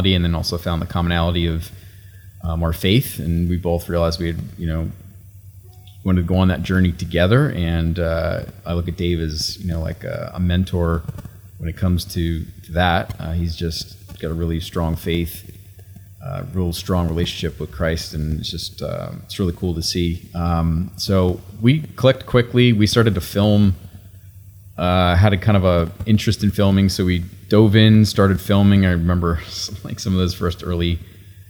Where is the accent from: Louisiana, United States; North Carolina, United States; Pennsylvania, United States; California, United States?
Pennsylvania, United States; moved away as an adult; also born or lived in Florida / McKinney, Texas; now in Texas, United States; I was born and raised in Pennsylvania.